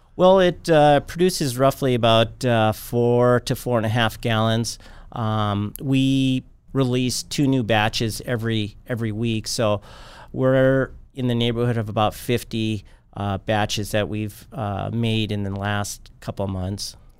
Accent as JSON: {"language": "English", "town": "Bismarck", "region": "North Dakota", "country": "United States", "tie": "born or raised there", "moved": "as an adult", "said": "I grew up here in Bismarck"}